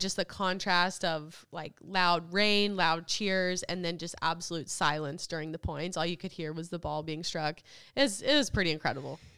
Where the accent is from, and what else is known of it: United States